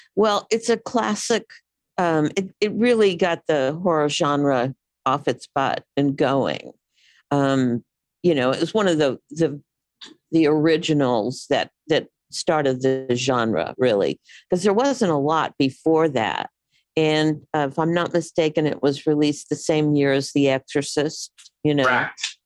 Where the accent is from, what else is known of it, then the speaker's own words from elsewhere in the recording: Houston, Texas, United States; moved away as an adult; also born or lived in New York; I'm from Houston. You know, that's where I lived the first 18 years of my life